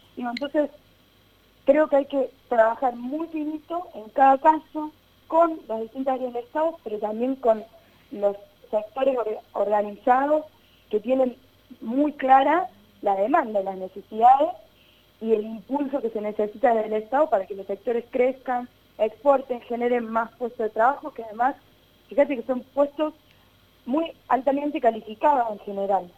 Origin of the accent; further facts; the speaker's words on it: Río Cuarto, Córdoba, Argentina; soy de Río Cuarto